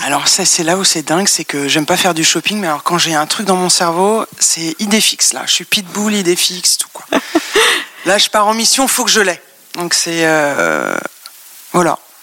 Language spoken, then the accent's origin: French; Paris, Île-de-France, France; j'ai grandi à Paris dans le 16e